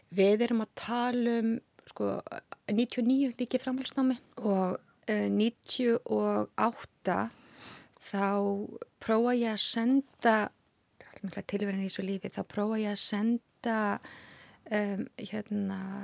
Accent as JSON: {"language": "Icelandic", "town": "Hafnarfjörður", "region": "Capital Region", "country": "Iceland", "tie": "born or raised there", "also_born_or_lived": "Reykjavík / Paris / Luxembourg", "moved": "as an adult", "lives_now": "Switzerland", "said": "Ég er fætt og uppalinn á Íslandi í Hafnaferði"}